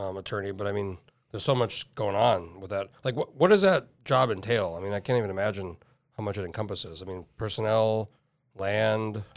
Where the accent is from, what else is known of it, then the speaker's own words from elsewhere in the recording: Albuquerque, New Mexico, United States; moved away as an adult; now in Alaska, United States; moved here when I was nineteen and oh four and I grew up in New Mexico.